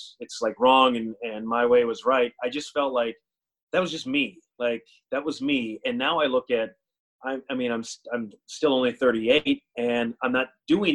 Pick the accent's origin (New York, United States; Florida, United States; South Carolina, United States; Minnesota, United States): Minnesota, United States; Perham; a smaller community that I grew up in Perham